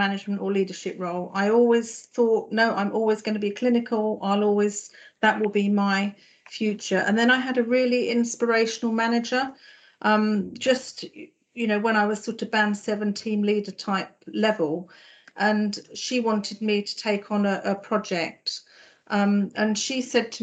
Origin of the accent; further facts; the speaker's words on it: Farnham, South East England, United Kingdom; moved away as an adult; also born or lived in London / Essex; now in Norfolk, United Kingdom; My accent might give me away. I was born and grew up in Farnham in Surrey